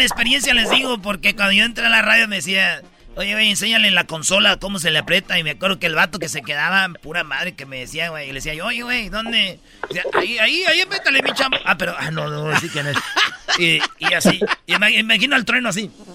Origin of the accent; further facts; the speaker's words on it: Michoacán, Mexico; Soy de Michoacán, aquí somos bien rápidos.